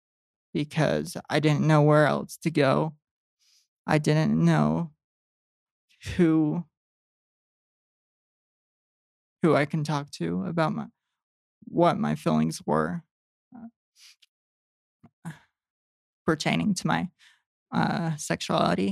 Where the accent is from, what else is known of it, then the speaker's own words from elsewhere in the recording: West Valley City, Utah, United States; moved away as an adult; also born or lived in Arizona / Vernal, Utah; now in Tooele, United States; I grew up in West Valley.